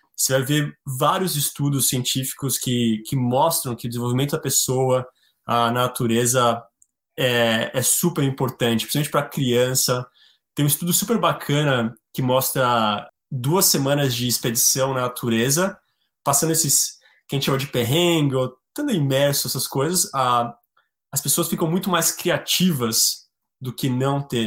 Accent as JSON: {"language": "Portuguese", "country": "Brazil", "also_born_or_lived": "Patagonia / Chile / Mexico / Norway", "moved": "as an adult", "lives_now": "Alaska, United States", "said": "sou brasileiro"}